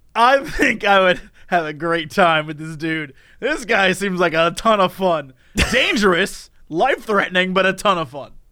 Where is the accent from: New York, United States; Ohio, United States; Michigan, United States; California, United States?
Ohio, United States; Oakwood; growing up in Oakland, Ohio.